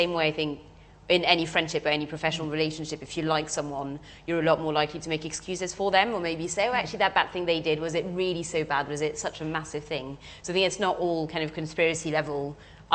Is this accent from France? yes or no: yes; France; now in United Kingdom; I'm French as well and grew up in France